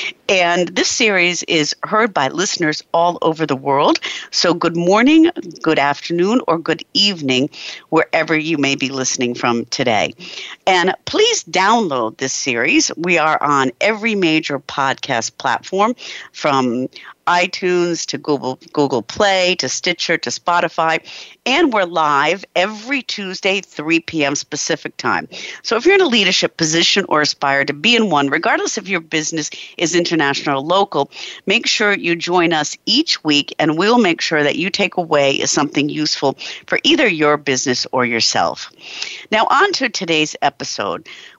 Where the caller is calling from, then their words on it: Germany; Our guest today, I'm calling in from Germany